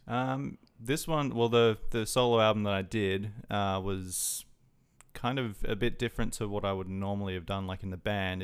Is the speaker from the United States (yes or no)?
no; Adelaide, South Australia, Australia; moved away as an adult; now in Brisbane, Australia; I'm originally from Adelaide. I only moved up to Brisbane, uh, just over twelve months ago